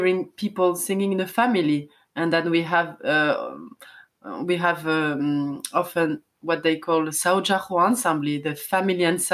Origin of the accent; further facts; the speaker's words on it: southern France, France; also born or lived in Paris; I was born in France, in the south of France